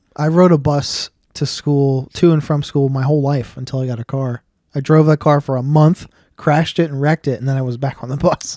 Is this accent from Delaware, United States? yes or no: yes; Delaware, United States; I grew up in Willow Run.